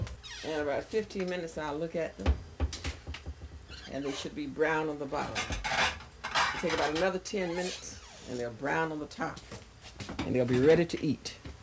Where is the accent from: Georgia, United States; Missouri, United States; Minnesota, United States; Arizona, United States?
Georgia, United States; Keysville; born or raised there